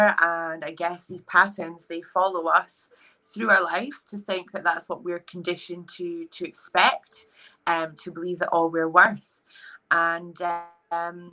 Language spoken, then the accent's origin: English; Edinburgh, Scotland, United Kingdom; I am 31 years of age and I'm from Edinburgh.